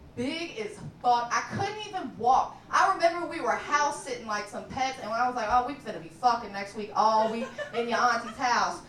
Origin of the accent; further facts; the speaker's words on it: Kentucky, United States; now in Chicago, United States; I'm from Kentucky